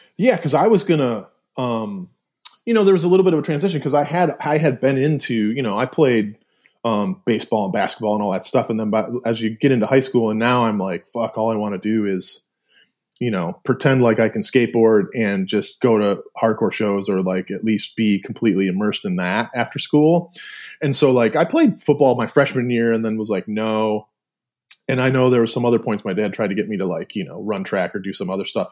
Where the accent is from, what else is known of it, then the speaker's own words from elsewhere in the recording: Milford, Michigan, United States; moved away as an adult; also born or lived in Ypsilanti, Michigan; I was born in Ypsilanti, but, but born and, uh, like, raised or lived in Milford my whole life, uh, until I left, you know, to go to college